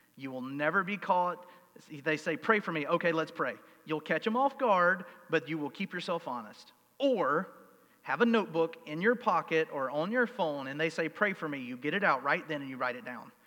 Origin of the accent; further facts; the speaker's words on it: United States; I'm an American.